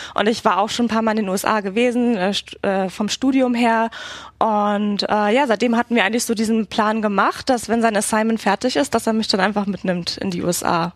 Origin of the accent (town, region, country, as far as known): Berlin, Germany; born or raised there; moved away as an adult; also born or lived in Barcelona, Spain; now in Washington, D.C., United States